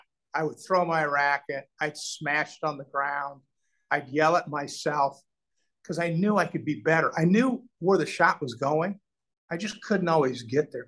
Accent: Omaha, Nebraska, United States; moved away; it was a nice childhood, especially growing up in Omaha

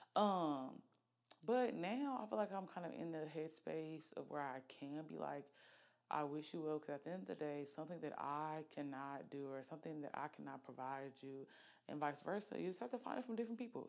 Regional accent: Oxford, Alabama, United States; moved away as an adult; also born or lived in Norfolk, Virginia; now in Birmingham, United States; I'm from Oxford, Alabama, raised. I was not born in Oxford. I was born in Norfolk, Virginia

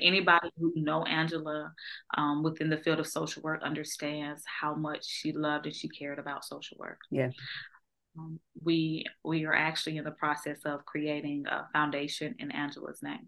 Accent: Georgia, United States; moved away; I grew up on a farm, right? So I'm from Georgia, so I grew up on a farm

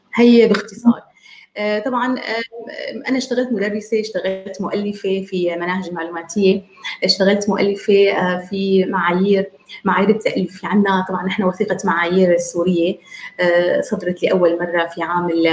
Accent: Damascus, Damascus Governorate, Syria; من دمشق آه، سوريا

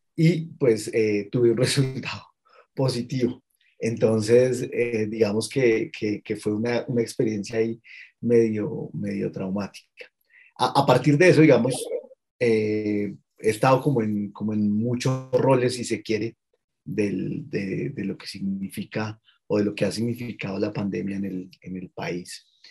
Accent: Colombia; soy un ciudadano colombiano de 43 años

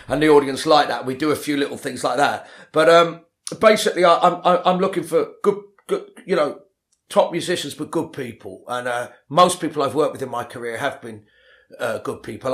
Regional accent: London, United Kingdom; also born or lived in Ealing, London; I grew up in Le-, West London originally, La-, Latimer Road

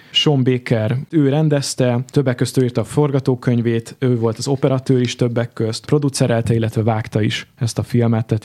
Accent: Budapest, Hungary

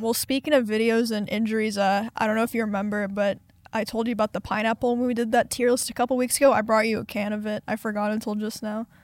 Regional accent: Kansas, United States; now in Texas, United States; I come from Kansas

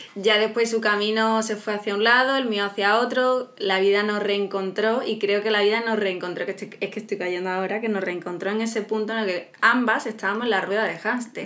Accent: Málaga, Andalusia, Spain; somos de Málaga, Andalucía, España

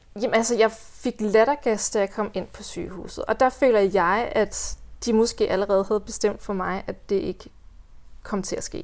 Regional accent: Hvide Sande, Central Denmark Region, Denmark; also born or lived in Copenhagen / Central Jutland / North Jutland; now in Hjørring area, Denmark; jeg er vokset op i Hvide Sande

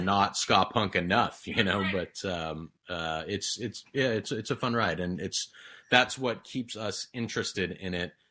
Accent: Santa Barbara County, California, United States; we're from Santa Barbara County, that's for sure, and I think it shows

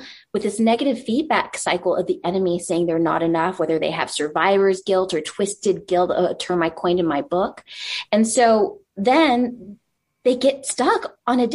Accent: El Paso, Texas, United States; I want the stable life to raise my son with my husband in my hometown of El Paso

